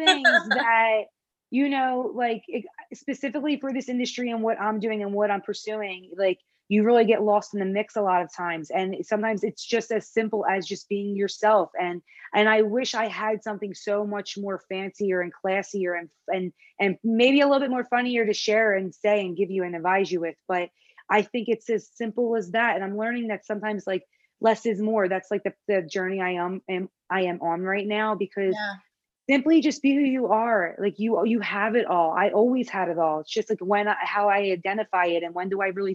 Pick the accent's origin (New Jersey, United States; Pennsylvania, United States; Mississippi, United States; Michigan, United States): Pennsylvania, United States; Philadelphia; accent: Philly; now in Los Angeles, United States; I had that Philly accent. I talk with my accent